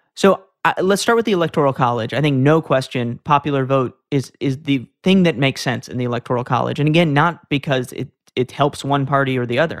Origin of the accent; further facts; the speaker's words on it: New York City, New York, United States; I'm originally from New York City. That's where I grew up